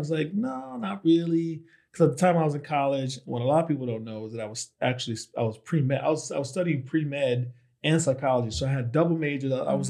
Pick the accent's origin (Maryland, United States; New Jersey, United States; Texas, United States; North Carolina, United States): New Jersey, United States; In New Jersey.